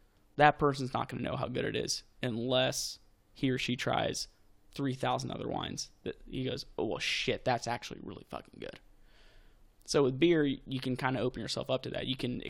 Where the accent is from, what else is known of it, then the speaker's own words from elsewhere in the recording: Texas, United States; I grew up in Texas.